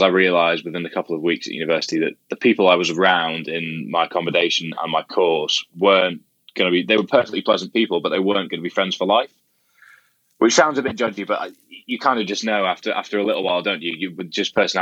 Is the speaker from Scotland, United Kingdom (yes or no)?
yes; Scotland, United Kingdom; I grew up in Scotland.